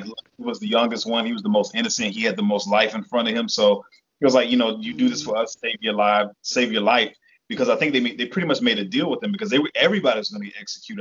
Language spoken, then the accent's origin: English; the South, United States; she raised us in the South